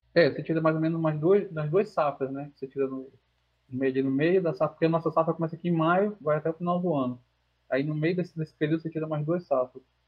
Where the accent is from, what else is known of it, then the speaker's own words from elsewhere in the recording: Manaus, Amazonas, Brazil; sou aqui de Manaus